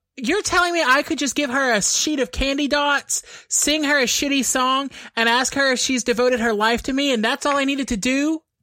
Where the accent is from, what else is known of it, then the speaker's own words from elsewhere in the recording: East Texas, United States; now in San Antonio, United States; there was this Tex Mex place in my hometown called Cancun Dave's